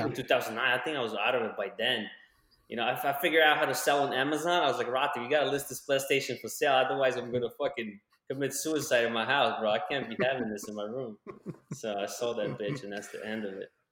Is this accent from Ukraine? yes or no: yes; Ukraine; moved away; when I was growing up in Ukraine